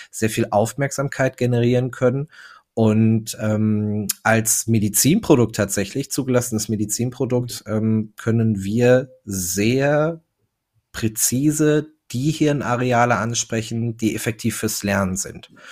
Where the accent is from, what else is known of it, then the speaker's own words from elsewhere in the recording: North Rhine-Westphalia, Germany; ich bin ein Kind des Ruhrgebiets. Äh, wir sitzen in Duisburg ähm, und ich bin 33 Jahre alt, verheiratet, zwei Kinder